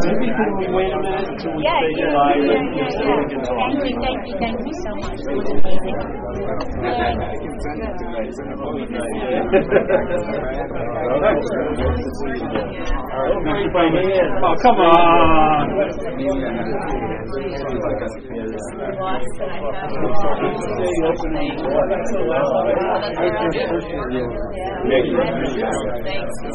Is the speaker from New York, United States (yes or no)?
yes; Long Island, New York, United States; now in Mill Valley, United States; I grew up in Long Island